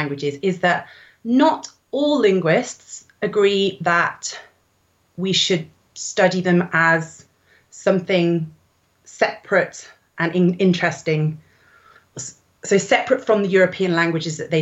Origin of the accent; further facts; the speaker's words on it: England, United Kingdom; as an English person who studies a language that came out of the slave trade